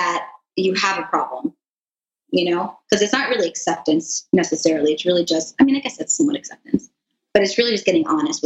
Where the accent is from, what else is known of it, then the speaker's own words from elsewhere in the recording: South Florida, United States; I grew up here in South Florida